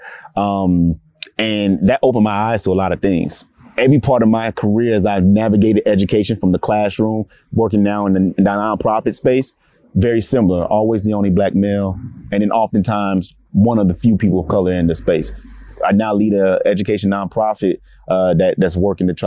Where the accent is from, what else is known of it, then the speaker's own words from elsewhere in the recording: Clarksville, Tennessee, United States; growing up in Clarksville, particularly as a Black male in education